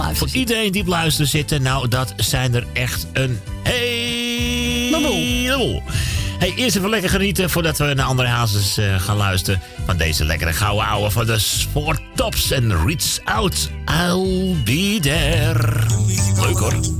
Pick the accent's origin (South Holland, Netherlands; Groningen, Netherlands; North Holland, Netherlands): North Holland, Netherlands; Amsterdam; ik ben gewoon uit Amsterdam